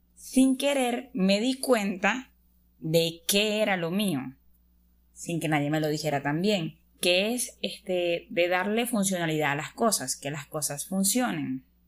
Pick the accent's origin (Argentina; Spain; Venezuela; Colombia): Venezuela; También estudio el décimo semestre de Ingeniería de Sistemas soy de Venezuela, soy de Venezuela